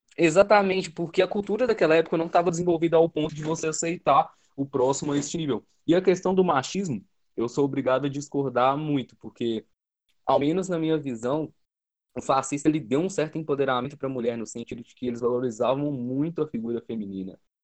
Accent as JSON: {"language": "Portuguese", "region": "Minas Gerais", "country": "Brazil", "said": "eu sou mineiro, eu tenho sigo essa cultura de Minas Gerais"}